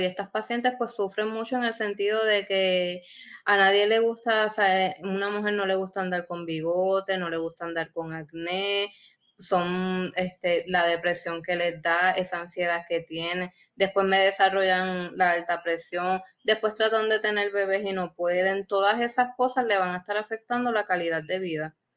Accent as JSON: {"language": "Spanish", "country": "Puerto Rico", "said": "somos puertorriqueños"}